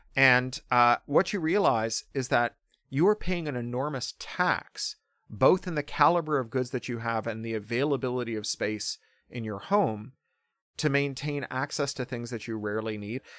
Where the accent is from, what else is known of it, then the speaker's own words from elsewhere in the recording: Toronto, Ontario, Canada; I grew up specifically in Toronto in the nineteen eighties